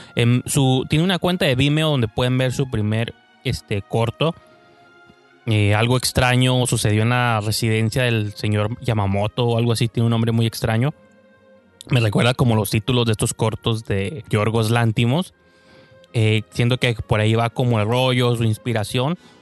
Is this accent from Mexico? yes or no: yes; Mexico; uno que es mexicano